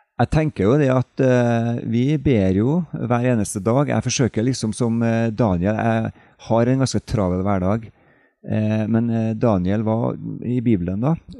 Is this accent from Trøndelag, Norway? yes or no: yes; Trondheim, Trøndelag, Norway; also born or lived in Oslo; now in Knarvik, Norway; kommer jeg fra Trondheim opprinnelig